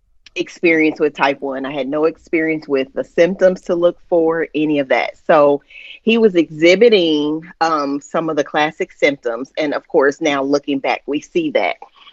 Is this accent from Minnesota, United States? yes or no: no; Indianapolis, Indiana, United States; I am originally born and raised in Indy.